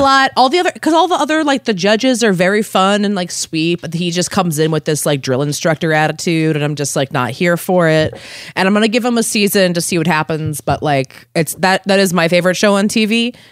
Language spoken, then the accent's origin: English; Maryland, United States; moved away as an adult; also born or lived in Philadelphia; I'm from Maryland originally